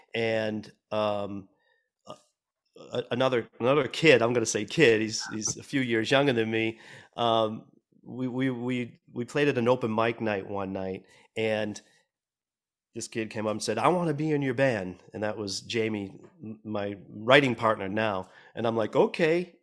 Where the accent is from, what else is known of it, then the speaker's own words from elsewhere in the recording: Boston, Massachusetts, United States; moved away as an adult; now in Los Angeles, United States; growing up in Boston and starting to play, play music, um, in, in that city